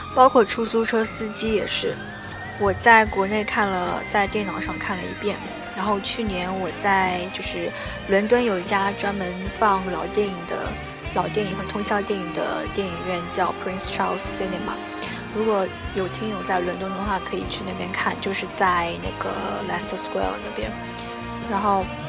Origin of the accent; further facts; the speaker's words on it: China; 我们中国人，不是每个人都信道教，但是每个人都会有道的那种气质在里面